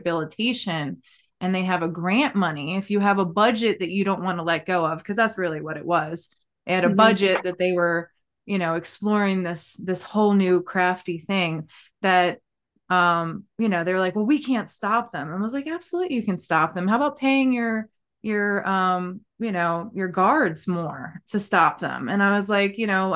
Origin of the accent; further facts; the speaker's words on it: Maryland, United States; I'm from Maryland.